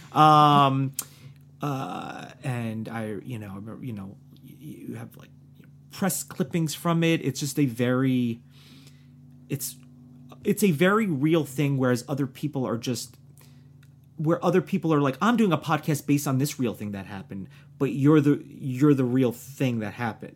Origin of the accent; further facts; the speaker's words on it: New Jersey, United States; moved away; also born or lived in New York; I'm from New Jersey